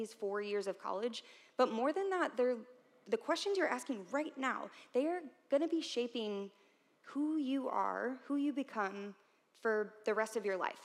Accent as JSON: {"language": "English", "town": "St. Louis", "region": "Missouri", "country": "United States", "moved": "as an adult", "lives_now": "Columbia, United States", "said": "I'm from St. Louis, but I came here to Columbia in 2009"}